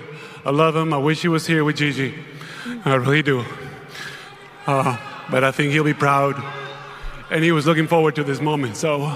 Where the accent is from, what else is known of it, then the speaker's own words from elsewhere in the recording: Spain; moved away; As a kid growing up in Spain